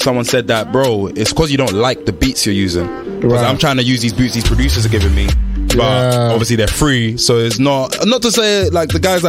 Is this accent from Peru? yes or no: no; United Kingdom; Football, because I'm British.